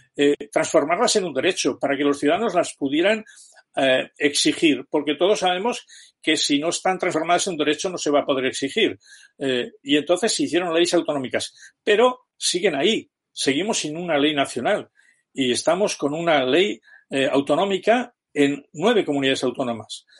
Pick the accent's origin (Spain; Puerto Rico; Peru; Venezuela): Spain